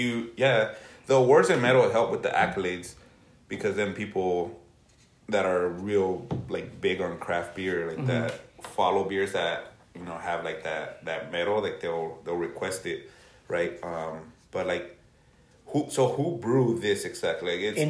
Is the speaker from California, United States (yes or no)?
yes; Lynwood, California, United States; moved away as an adult; also born or lived in North Long Beach; now in Long Beach, United States; I grew up in Linwood